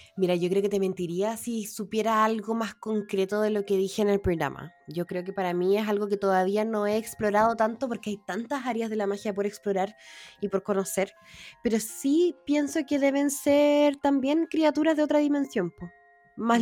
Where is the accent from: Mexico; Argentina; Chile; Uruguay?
Chile; Santiago, Santiago Metropolitan Region; yo como santiaguino